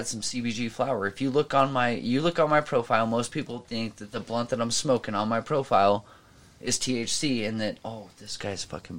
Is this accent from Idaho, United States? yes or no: yes; Idaho, United States; moved away; also born or lived in Oregon; I was born in Idaho, but I bleed green.